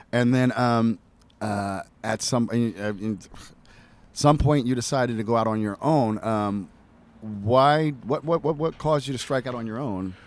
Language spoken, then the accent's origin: English; United States; I'm an American